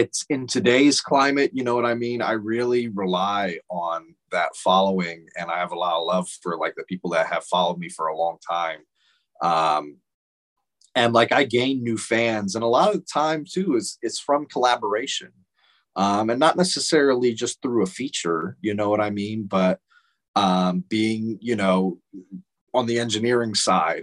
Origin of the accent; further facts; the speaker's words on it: Phoenix, Arizona, United States; I'm from Phoenix